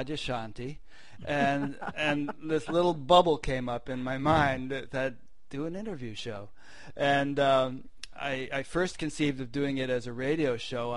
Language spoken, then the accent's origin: English; Connecticut, United States; now in Midwest, United States; I'm from Connecticut